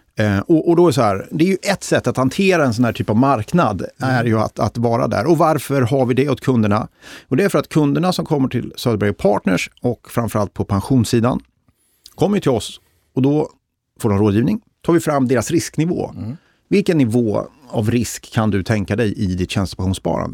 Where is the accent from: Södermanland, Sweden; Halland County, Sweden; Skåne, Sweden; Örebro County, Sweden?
Örebro County, Sweden; Degerfors; jag kommer ju från Degerfors som är en av Sveriges rödaste kommuner.